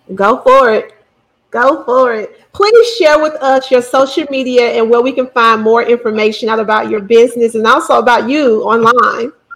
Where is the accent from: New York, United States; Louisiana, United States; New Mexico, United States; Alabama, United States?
Alabama, United States; Bessemer; I'm from Bessemer. Bessemer's my hometown.